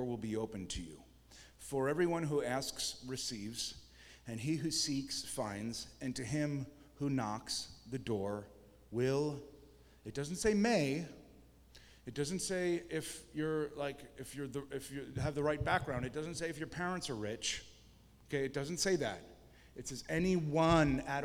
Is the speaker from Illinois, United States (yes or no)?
no; New York, United States; moved away; also born or lived in Portland, Oregon; I was from New York State and my parents were New Yorkers